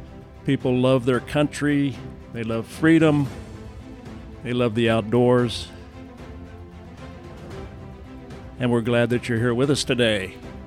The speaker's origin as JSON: {"language": "English", "town": "Reno", "region": "Nevada", "country": "United States", "tie": "born or raised there", "said": "As you know, I grew up in Reno, Nevada. My father was stationed in the Air Force up there at Stead Air Force Base. And I've got a lot of fond memories of Reno, my childhood."}